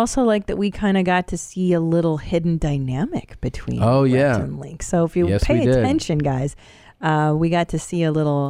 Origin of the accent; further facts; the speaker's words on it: Los Angeles, California, United States; I grew up here in the San Fernando Valley.